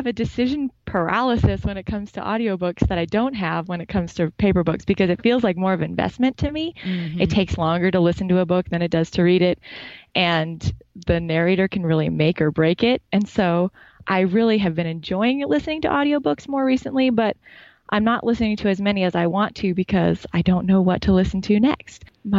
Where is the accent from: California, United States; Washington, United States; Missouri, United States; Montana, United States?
Montana, United States; Well, I'm an English lit teacher from rural Montana.